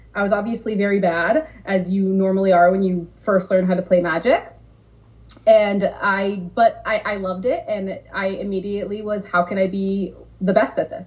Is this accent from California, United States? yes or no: yes; Southern California, United States; also born or lived in San Diego; I'm from Southern California. I had just moved to San Diego